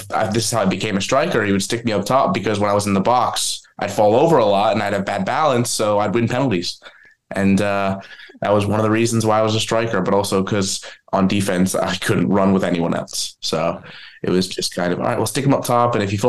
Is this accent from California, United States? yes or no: no; New Jersey, United States; I'm originally from New Jersey